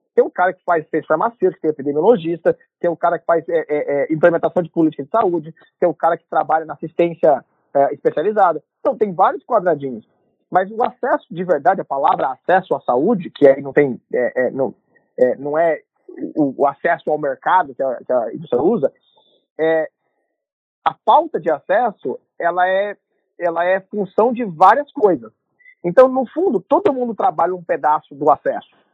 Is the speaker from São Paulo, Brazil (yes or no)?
no; Londrina, Paraná, Brazil; moved away as an adult; also born or lived in Curitiba; now in United States; eu sou natural de Londrina, nasci no Paraná